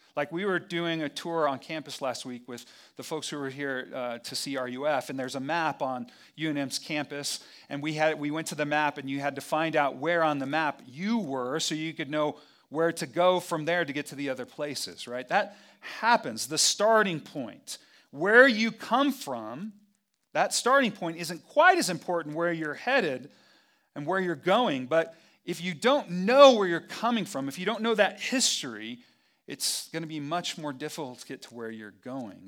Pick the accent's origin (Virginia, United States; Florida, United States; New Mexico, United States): New Mexico, United States; Albuquerque; I'm from Albuquerque, and I'm a pastor